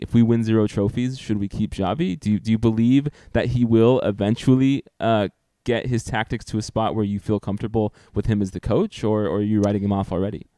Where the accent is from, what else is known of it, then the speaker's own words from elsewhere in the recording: United States; as an American sports fan